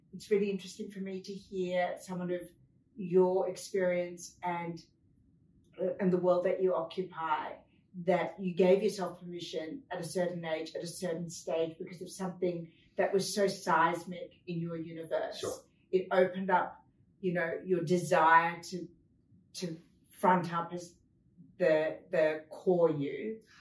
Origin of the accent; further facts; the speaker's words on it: France; I was born in France